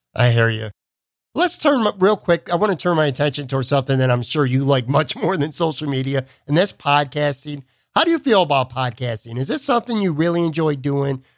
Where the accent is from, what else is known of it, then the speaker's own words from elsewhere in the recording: Buffalo, New York, United States; my hometown, the Buffalo News